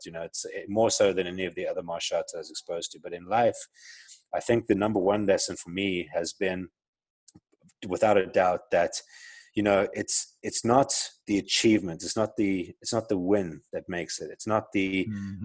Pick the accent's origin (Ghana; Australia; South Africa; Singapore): South Africa; accent: South African; moved away as an adult; also born or lived in Johannesburg; now in Arizona, United States; I grew up in South Africa, as you can tell from my accent. I'm South African